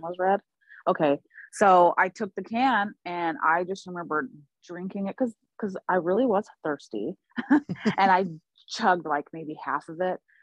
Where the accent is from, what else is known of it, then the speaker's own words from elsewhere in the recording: Portland, Oregon, United States; also born or lived in Oklahoma; I'm originally from Oklahoma. I was born there. I grew up here in the Pacific Northwest in Portland